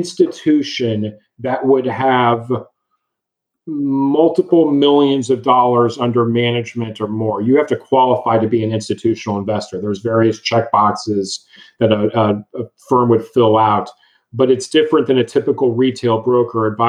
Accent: Dallas, Texas, United States; also born or lived in Austin, Texas; I'm born and raised in Dallas, Texas

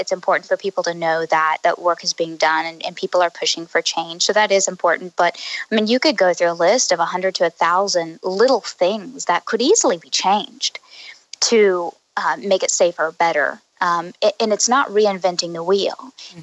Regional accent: Oklahoma, United States; moved away as an adult; also born or lived in Houston; now in Boston, United States; I'm from Oklahoma. Um, I was raised there.

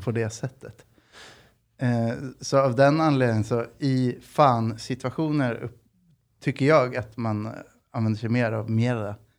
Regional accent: Sweden; jag är född i Sverige, farsan är uruguaysk

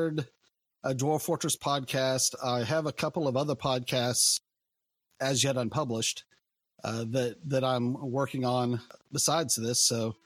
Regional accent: Missouri, United States; I am from Missouri in the U.S.

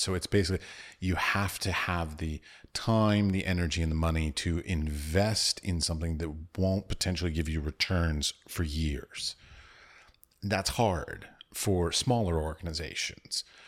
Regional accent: United States; now in Prague, Czech Republic; I'm from the United States

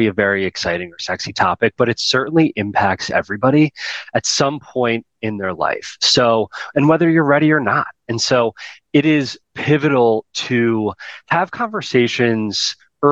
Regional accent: Baltimore, Maryland, United States; also born or lived in Midwest; Born and raised in Baltimore. I'm first generation Baltimore.

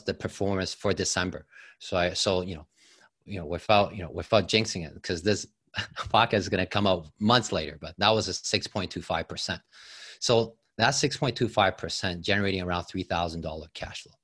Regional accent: Taiwan; moved away as an adult; also born or lived in Toronto, Canada; now in Canada; I came from Taiwan. Uh, came with a student visa at age of eighteen

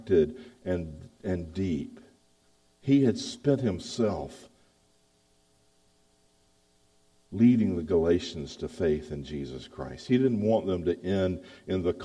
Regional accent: the South, United States; accent: Southern; moved away as an adult; also born or lived in Baltimore; I'm a Southerner. I know it. I speak like a Southerner.

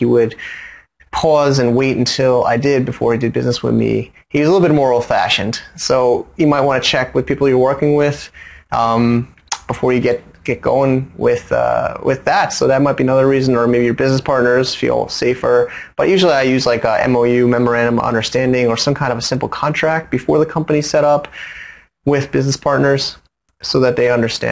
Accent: United States; now in Hong Kong; as an American

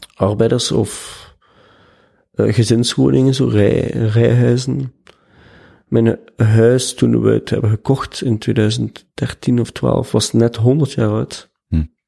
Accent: Ghent, Flanders, Belgium; Ik ben van Gent. Geboren en getogen.

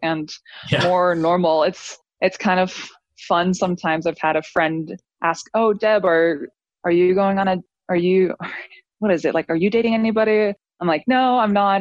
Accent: St. George, Utah, United States; I grew up in St. George in a fam- big family member for my whole life

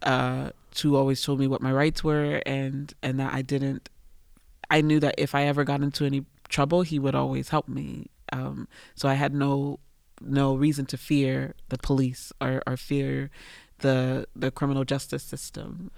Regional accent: United States; moved away as an adult; also born or lived in China; I'm away from America at that point about four or five years

